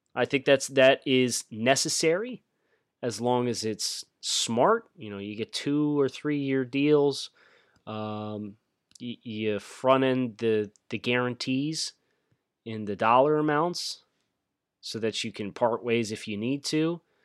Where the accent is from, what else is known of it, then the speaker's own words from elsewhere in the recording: Philadelphia, Pennsylvania, United States; I'm from the Philadelphia area myself